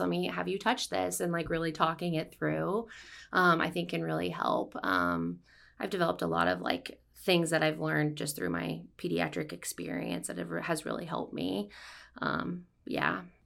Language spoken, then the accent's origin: English; Ottumwa, Iowa, United States; I'm from Ottawa, Iowa. Um, I grew up there